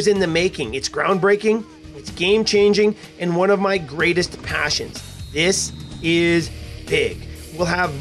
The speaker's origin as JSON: {"language": "English", "town": "Edmonton", "region": "Alberta", "country": "Canada", "tie": "born or raised there", "said": "here in my hometown of Edmonton"}